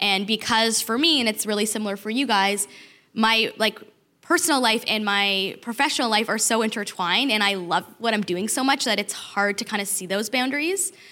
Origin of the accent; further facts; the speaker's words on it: Toronto, Ontario, Canada; moved away as an adult; also born or lived in Detroit; I'm from Toronto. I moved to Detroit for my husband